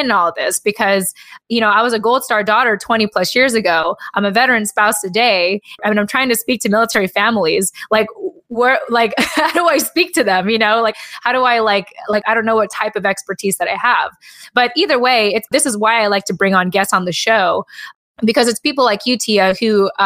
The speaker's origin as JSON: {"language": "English", "country": "United States", "tie": "born or raised there", "said": "a lot of our parents left the Philippines thanks to the military. And I was born as an American"}